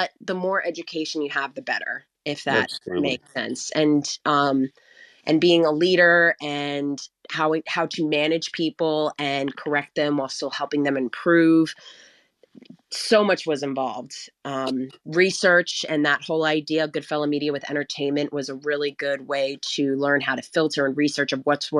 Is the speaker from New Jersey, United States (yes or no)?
yes; New Jersey, United States; I'm from Jersey